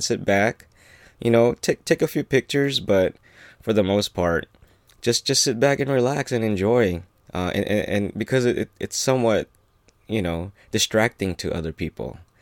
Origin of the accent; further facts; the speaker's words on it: United States; being Filipino-American